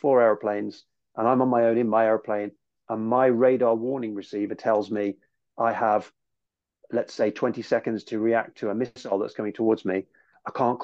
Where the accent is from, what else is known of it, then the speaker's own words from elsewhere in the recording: United Kingdom; also born or lived in United States; as a Brit